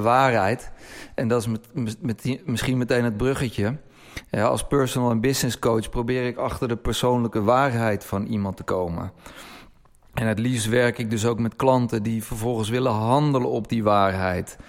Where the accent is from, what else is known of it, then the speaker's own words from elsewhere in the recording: Netherlands; als Nederlanders